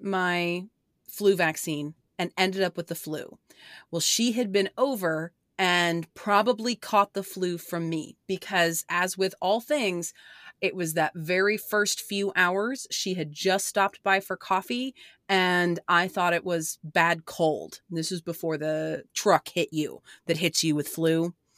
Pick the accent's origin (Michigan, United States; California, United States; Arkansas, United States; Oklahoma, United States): Oklahoma, United States; born or raised there